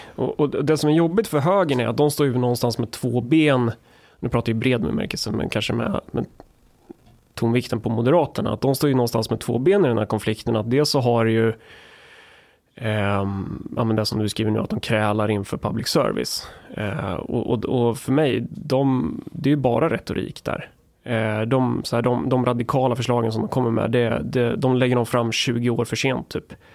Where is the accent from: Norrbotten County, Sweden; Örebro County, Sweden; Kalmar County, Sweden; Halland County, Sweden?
Örebro County, Sweden; Närke; jag är från Närke